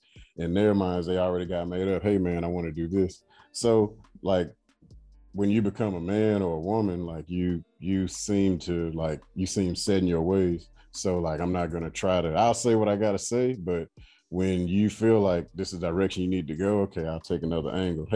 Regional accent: United States; moved away as an adult; now in Abu Dhabi, United Arab Emirates; I love being American

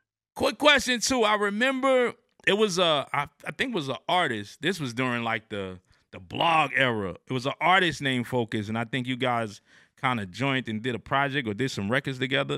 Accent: New Jersey, United States; now in Atlanta, United States; I'm from New Jersey at the time. I'm in, in Atlanta now

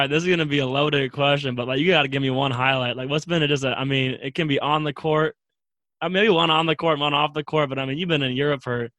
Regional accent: Midwest, United States; also born or lived in Wisconsin; I was born and raised in the Midwest, went to school in Wisconsin, and the first time I went for 6 months and lived in Southeast Asia

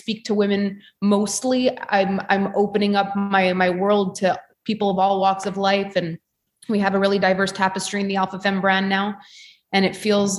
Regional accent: Canada; being Canadian and all the politics and everything that have happened here

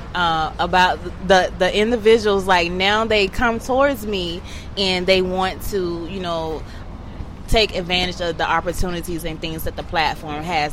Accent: Atlanta, Georgia, United States; I'm from Atlanta. I'm from Bankhead

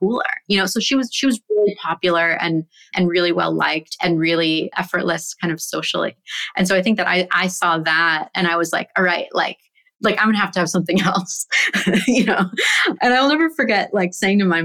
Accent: San Francisco, California, United States; I grew up in San Francisco and have an older sister

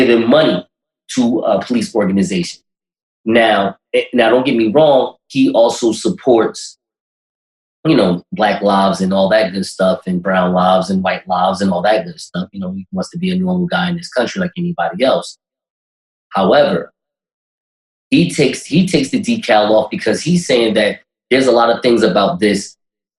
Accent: United States; in the country that, hey, be honest, I'm born in, so I'm American

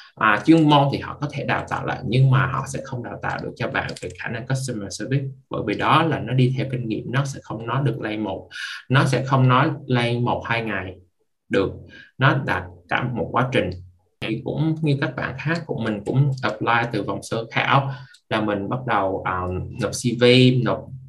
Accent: Vietnam; now in Canada; chỉ có một mình mình là người Việt

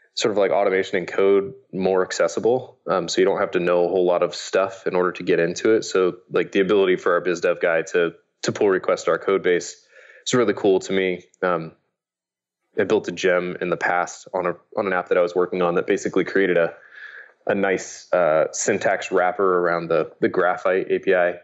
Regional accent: Indiana, United States; my dad had one of the early computers growing up in Indiana

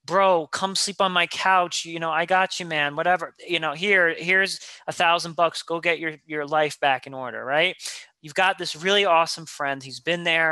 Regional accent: New York, United States; I'm a New Yorker.

